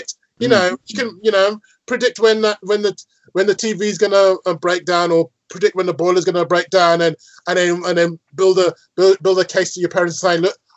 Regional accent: Birmingham, West Midlands, United Kingdom; I'm from Birmingham, yes, and my team is Aston Villa

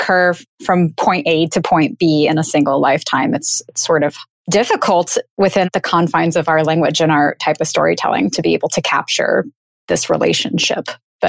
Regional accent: United States; in my context as an American

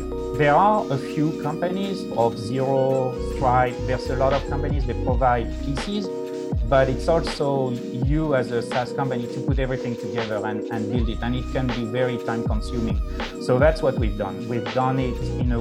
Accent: France; now in United States; I was born in France, and then I moved to the United States

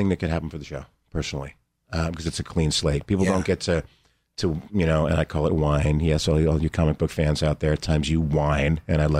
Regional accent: New Jersey, United States; I grew up in New Jersey, blue collar.

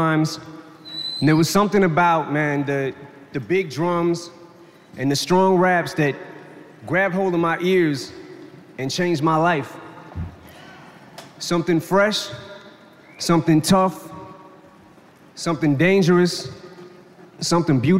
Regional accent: Detroit, Michigan, United States; when I was a kid growing up in Detroit

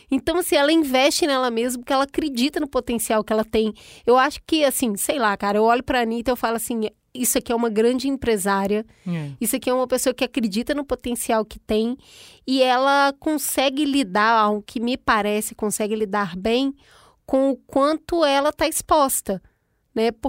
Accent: Rio de Janeiro, Brazil; born there; O meu Rio de Janeiro lá de onde que eu nasci, em Honório Gorgel, a gente vai pro piscinão de ramos

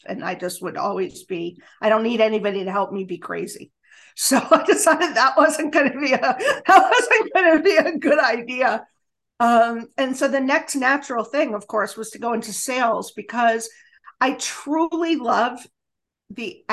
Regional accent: Los Angeles, California, United States; moved away as an adult; now in Springfield, United States; I'm a Los Angelino

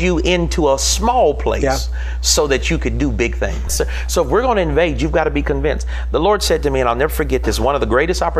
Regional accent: the South, United States; Growing up in the South, we had a great saying.

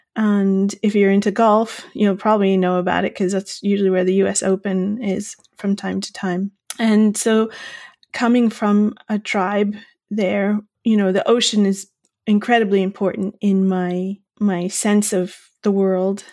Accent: Long Island, New York, United States; also born or lived in Bay Area, California; now in County Clare, Ireland; I'm originally from Long Island in New York

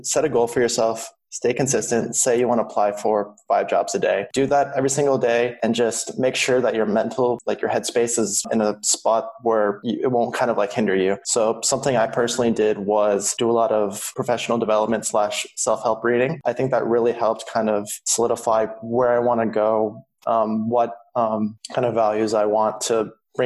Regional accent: Silicon Valley, California, United States; I grew up in California in the Silicon Valley.

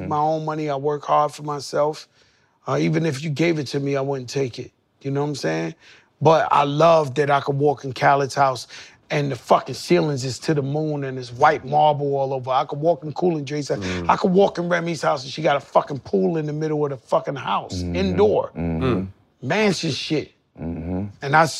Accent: Bronx, New York, United States; born there; I come from Bronx, Lebanon Hospital. I grew up dead broke, poor.

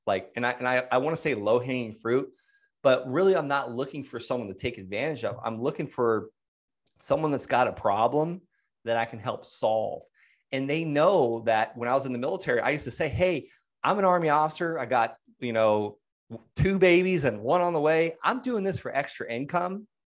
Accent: Okeechobee, Florida, United States; moved away; I'm from Okeechobee

